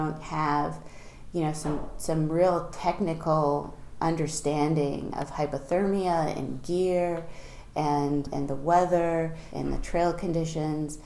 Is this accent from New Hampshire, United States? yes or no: yes; Concord, New Hampshire, United States; I grew up in Concord